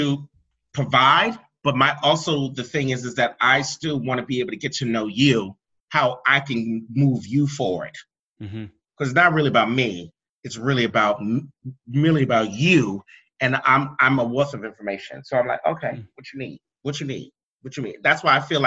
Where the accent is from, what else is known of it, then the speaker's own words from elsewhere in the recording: East Coast, United States; moved away; also born or lived in the South / the West; I was born and raised on the East Coast